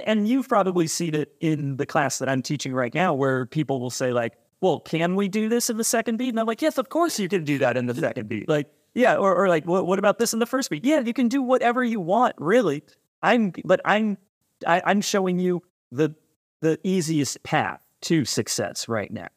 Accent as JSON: {"language": "English", "region": "California", "country": "United States", "tie": "born or raised there", "moved": "yes", "lives_now": "Chicago, United States", "said": "I grew up out in California"}